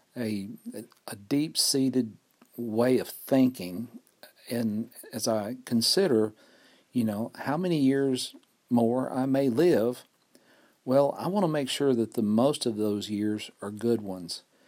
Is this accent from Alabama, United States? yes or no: yes; Fort Payne, Alabama, United States; recording here in Fort Payne, Alabama, my hometown